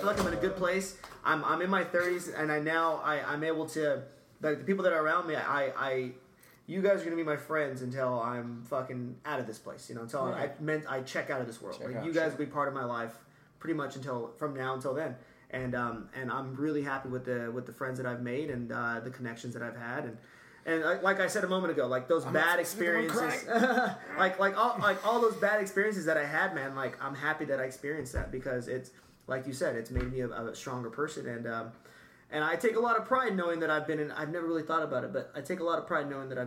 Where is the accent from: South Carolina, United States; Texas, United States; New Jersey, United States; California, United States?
California, United States; Bakersfield; I'm from Bakersfield.